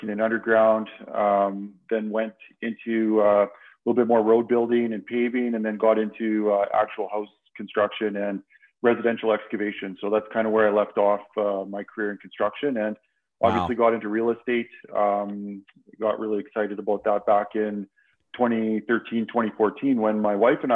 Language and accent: English; Saskatchewan, Canada; moved away as an adult; now in Calgary, Canada; I grew up in a small town in Saskatchewan, and in 93, when I graduated